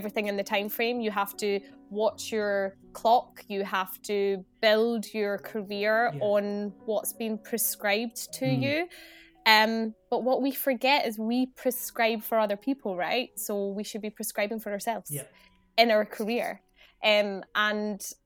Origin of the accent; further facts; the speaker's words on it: Scotland, United Kingdom; moved away as an adult; also born or lived in Glasgow; now in England; I come from Scotland. I'm based down south now